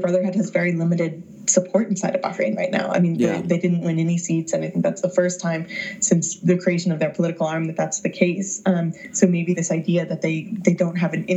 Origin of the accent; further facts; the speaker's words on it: the Bible Belt, United States; growing up in the Bible Belt